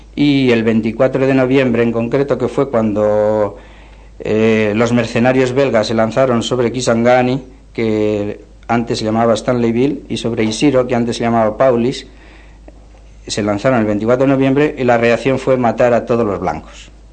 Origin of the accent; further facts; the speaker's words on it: Puente la Reina, Navarre, Spain; moved away as an adult; now in Zaire; soy de Puente la Reina